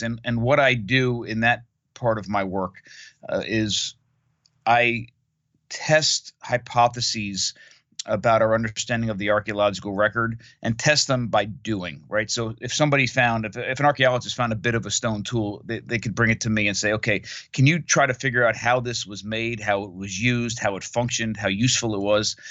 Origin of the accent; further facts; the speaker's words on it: Monmouth County, New Jersey, United States; I grew up in Monmouth County, New Jersey, on the East Coast of North America